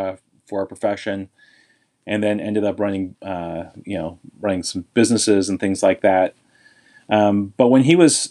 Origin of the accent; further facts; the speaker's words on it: Bellevue, Washington, United States; I grew up in the Pacific Northwest in the suburbs of Seattle, what's known as the East Side in Bellevue and Redmond